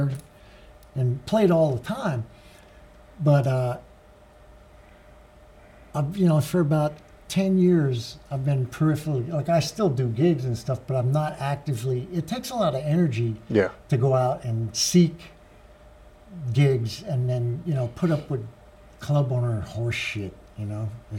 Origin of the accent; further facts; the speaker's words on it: New York, United States; moved away; I'm from New York, but New York State, not New York City. I'm from like 70 miles north of New York